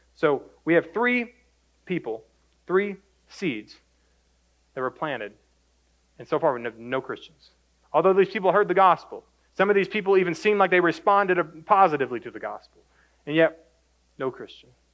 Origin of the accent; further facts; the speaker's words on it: Greenville, Texas, United States; Born and raised in Greenville, Texas